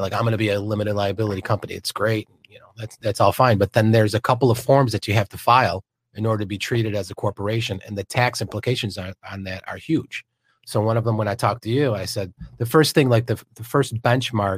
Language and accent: English; upstate New York, United States; moved away as an adult; also born or lived in Manhattan, New York; now in Florida, United States; I was born in Manhattan, but I grew up in upstate New York, and I've been down in Florida for about what, 20 years